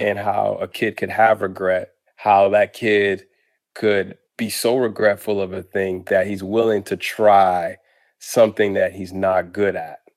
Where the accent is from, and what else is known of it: Boston, Massachusetts, United States; born or raised there; moved away; also born or lived in Harlem, New York